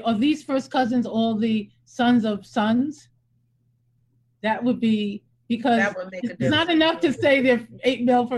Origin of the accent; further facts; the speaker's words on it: South Carolina, United States; In my hometown, I don't even think there's a synagogue in the town I was born in South Carolina